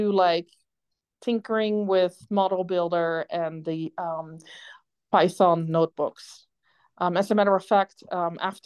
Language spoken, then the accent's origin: English; Netherlands; accent: Dutch; also born or lived in Canada; now in Idaho, United States; if anybody has been wondering what my accent is, it's Dutch. I grew up in the Netherlands on a farm in a polder about 15 feet below sea level.